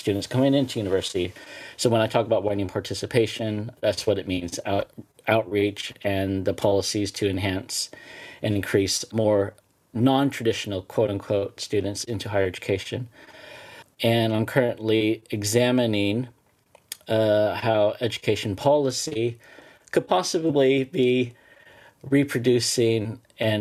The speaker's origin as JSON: {"language": "English", "region": "California", "country": "United States", "tie": "born or raised there", "moved": "yes", "lives_now": "England, United Kingdom", "said": "I'm originally from California, and not necessarily California. It's settled lands, colonial settled lands of the Ohlone settlement before it was classified as California. So I understand that I come from a land of settler colonialism"}